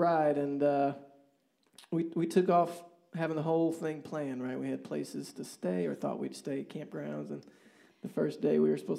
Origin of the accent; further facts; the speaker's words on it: Kansas, United States; So we're from Kansas, and we don't get things like this.